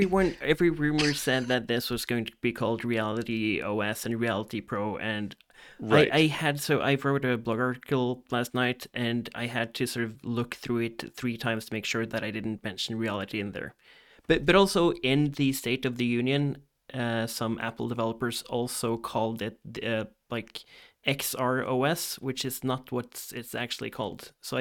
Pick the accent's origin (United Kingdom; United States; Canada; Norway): Norway; English is a second language; from Norway, not so long time iOS developer.